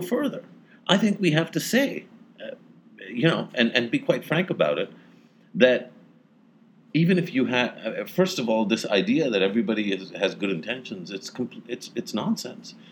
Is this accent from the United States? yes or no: no; Pakistan; As a Pakistani